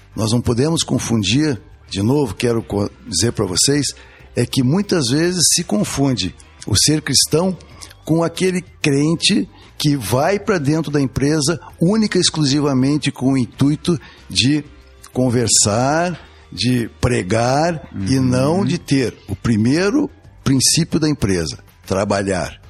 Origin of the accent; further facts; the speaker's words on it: Curitiba, Paraná, Brazil; also born or lived in Rio de Janeiro; eu sou carioca de nascimento, sou criado aqui em Curitiba, vim cedo para cá